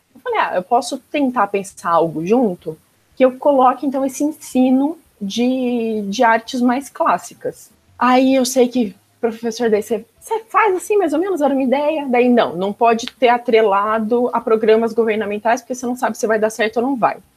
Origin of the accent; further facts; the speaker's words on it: Campinas, São Paulo, Brazil; also born or lived in Caxias do Sul, Rio Grande do Sul / Flores da Cunha, Rio Grande do Sul; vim para Campinas, meus pais que vieram, na verdade, eu era pequena, estava com um ano